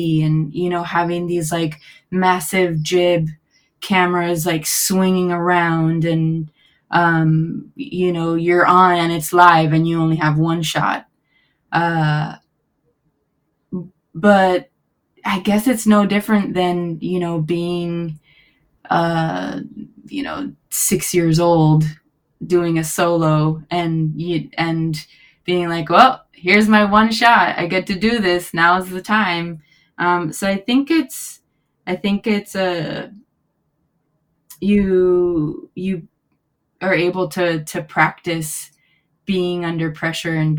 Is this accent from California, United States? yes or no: no; Miami, Florida, United States; moved away as an adult; also born or lived in Gainesville, Florida; now in Los Angeles, United States; growing up in Miami